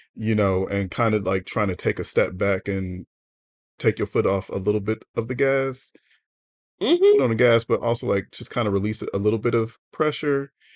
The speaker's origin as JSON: {"language": "English", "country": "United States", "said": "as an American"}